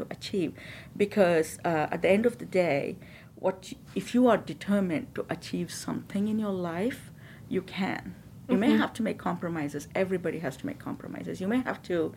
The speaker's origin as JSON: {"language": "English", "country": "India", "moved": "as an adult", "said": "I come from India. I have lived here probably almost the same amount of time as I've been"}